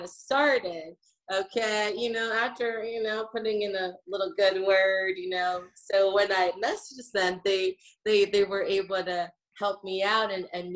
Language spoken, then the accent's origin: English; Atlanta, Georgia, United States; in my hometown